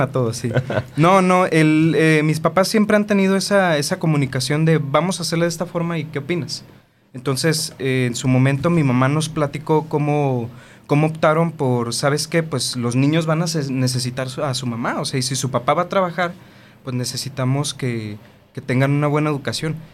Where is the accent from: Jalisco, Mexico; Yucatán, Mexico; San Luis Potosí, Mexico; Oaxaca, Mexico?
Jalisco, Mexico; Tonalá; siempre hemos vivido en donde mismo, en Tonalá, Jalisco. Somos orgullosamente tapatíos.